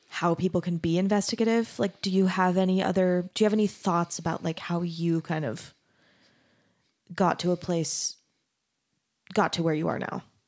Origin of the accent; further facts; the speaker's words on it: Mesa, Arizona, United States; moved away as an adult; also born or lived in Denton, Texas; I grew up in Arizona, in Mesa, Arizona